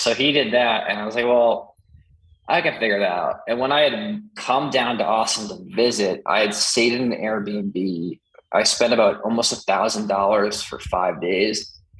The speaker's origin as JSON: {"language": "English", "town": "Sudbury", "region": "Ontario", "country": "Canada", "tie": "born or raised there", "said": "that's where growing up in Sudbury, like you can't, my parents in my school system weren't going to let me slack off."}